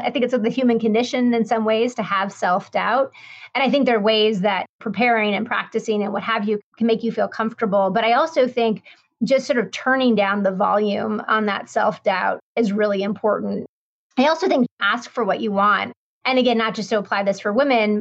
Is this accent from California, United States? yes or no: no; Denver, Colorado, United States; I grew up in Denver, Colorado, in the western part of the United States.